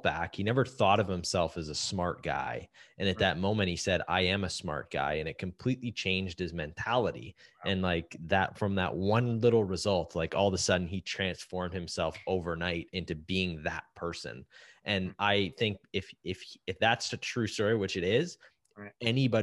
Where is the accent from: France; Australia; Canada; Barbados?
Canada; as a Canadian